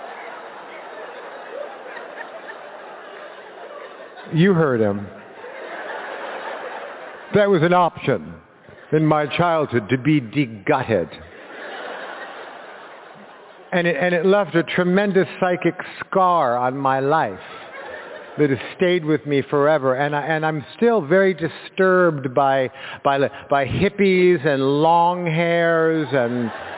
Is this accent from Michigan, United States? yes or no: no; Los Angeles, California, United States; a kid like me in 1970, growing up in Los Angeles